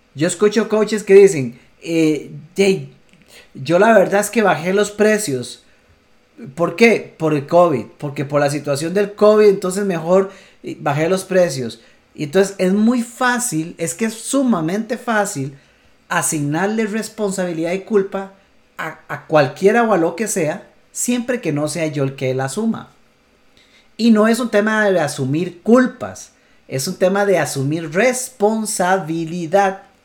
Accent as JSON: {"language": "Spanish", "country": "Costa Rica", "said": "Costa Rica, en mi país"}